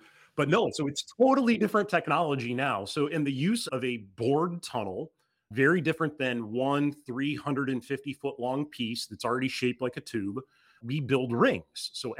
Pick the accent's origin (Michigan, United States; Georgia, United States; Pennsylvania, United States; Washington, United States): Michigan, United States; Being from Texas, this might be a hard analogy for you, but I grew up in Michigan.